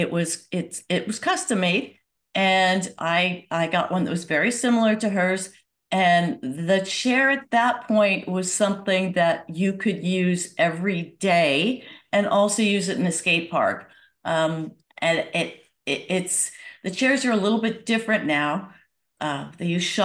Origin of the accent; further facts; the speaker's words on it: Santa Monica, California, United States; I grew up in Southern California in a sleepy little town called Santa Monica